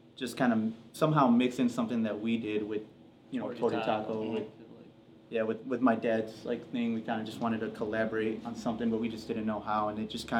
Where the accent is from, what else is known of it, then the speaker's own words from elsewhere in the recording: Sturgis, Michigan, United States; we grew up in Sturgis, which is really small.